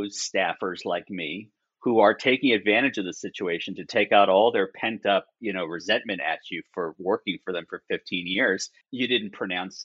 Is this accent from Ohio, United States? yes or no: no; New York, United States; growing up in New York